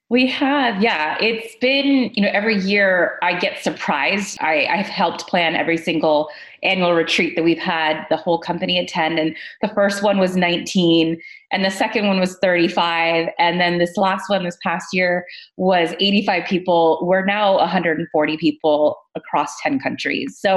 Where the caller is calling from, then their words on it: Santa Monica, California, United States; So today I'm dialing in from Santa Monica.